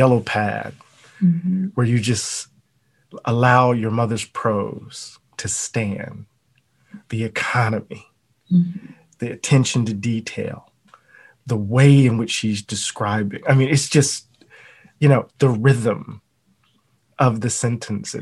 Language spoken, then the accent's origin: English; Mississippi, United States; I am from Mississippi